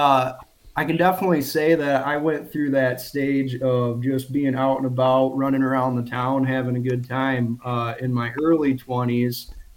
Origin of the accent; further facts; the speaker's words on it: Michigan, United States; Okay. So yeah, I am from Michigan. I live in the Saginaw Bay region, 26 years old, and I'm actually self-employed.